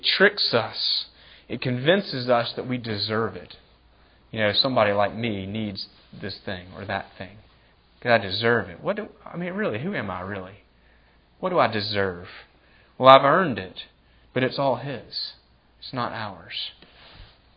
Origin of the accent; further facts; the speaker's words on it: United States; I love being an American